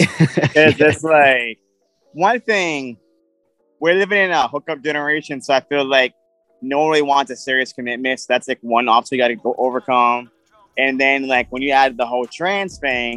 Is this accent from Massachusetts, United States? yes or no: yes; Boston, Massachusetts, United States; I am from Boston, Massachusetts.